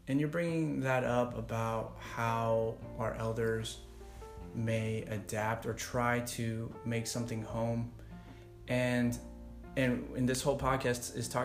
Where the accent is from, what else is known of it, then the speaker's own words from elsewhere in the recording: United States; I, as an American born